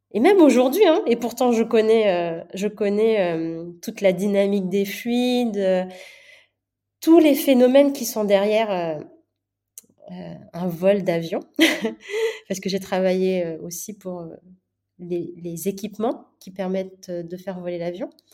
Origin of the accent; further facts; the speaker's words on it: Manakara, Fitovinany, Madagascar; je suis née euh, à Madagascar de deux parents indiens